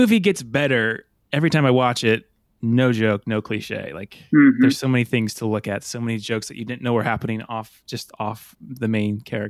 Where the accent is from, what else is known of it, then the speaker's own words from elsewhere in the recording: Illinois, United States; moved away; I'm from Illinois originally, and we were driving from Colorado to Illinois.